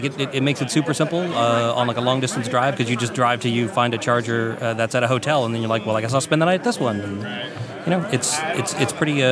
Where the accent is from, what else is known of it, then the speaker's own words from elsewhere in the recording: the South, United States; growing up in the South like you do.